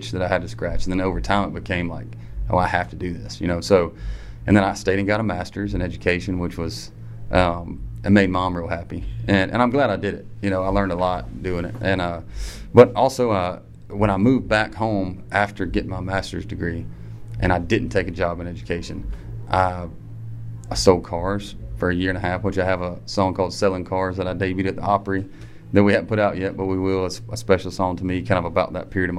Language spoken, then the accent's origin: English; Harlem, Georgia, United States; I'm from Harlem, Georgia, a little bitty town outside of Augusta.